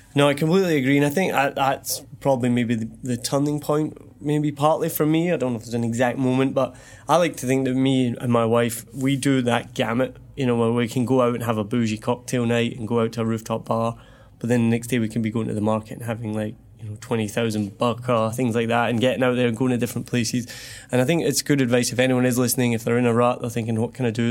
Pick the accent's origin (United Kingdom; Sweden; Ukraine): United Kingdom; Scotland; accent: soft Scottish; moved away as an adult; now in Ho Chi Minh City, Vietnam; I'm Scottish